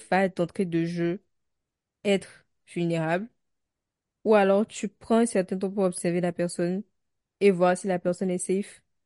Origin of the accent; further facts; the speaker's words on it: Benin; en tant que béninoise.